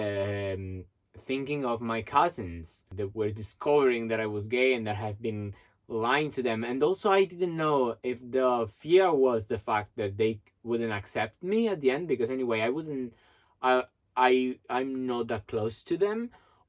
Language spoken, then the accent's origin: English; Italy; moved away as an adult; also born or lived in New York; I came back from New York to Italy